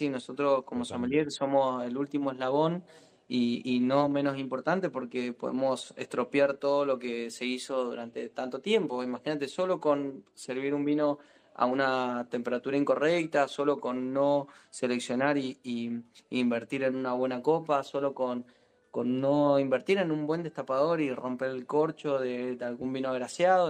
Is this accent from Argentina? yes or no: yes; Mendoza, Argentina; como mendocino, como, como sommelier